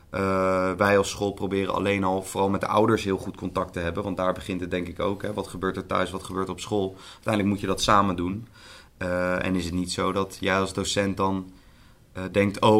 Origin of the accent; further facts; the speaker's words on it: The Hague, South Holland, Netherlands; Ik kom zelf uit Den Haag. Ik geef les in Amsterdam.